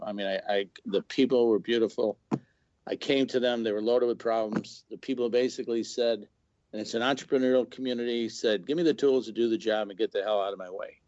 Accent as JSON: {"language": "English", "town": "Chicago", "region": "Illinois", "country": "United States", "tie": "born or raised there", "moved": "yes", "lives_now": "Missouri, United States", "said": "I was born and raised in Chicago"}